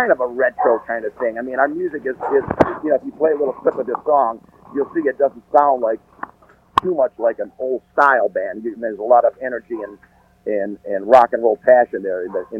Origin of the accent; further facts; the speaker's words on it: Detroit, Michigan, United States; I'm from Detroit